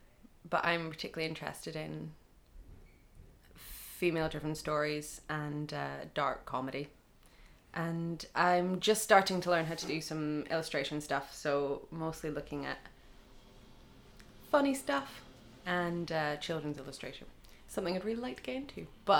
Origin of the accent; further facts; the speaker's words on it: Scotland, United Kingdom; accent: Doric; I say abouts, but somewhere from somewhere else in Aberdeenshire might say abouts.